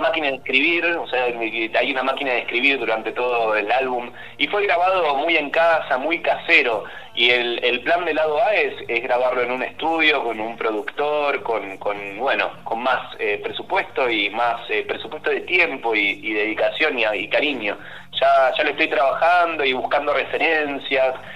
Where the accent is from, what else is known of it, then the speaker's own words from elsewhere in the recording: Banfield, Buenos Aires Province, Argentina; moved away as an adult; now in Buenos Aires, Argentina; Soy de Banfield, efectivamente, soy de Banfield. Ahora vivo en Capital, pero originalmente soy de Banfield. Mi mamá sigue viviendo ahí